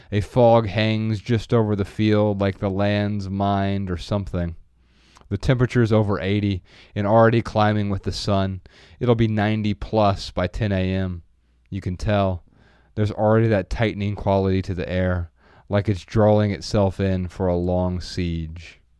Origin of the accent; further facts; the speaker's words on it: Midwest, United States; I'm from the Midwest, and and every time we land somewhere in the Midwest, it doesn't even have to be back in Dayton or Ohio in general.